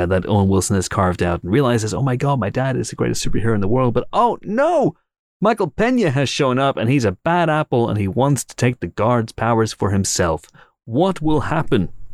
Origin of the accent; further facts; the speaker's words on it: Northern Ireland, United Kingdom; I'm Northern Irish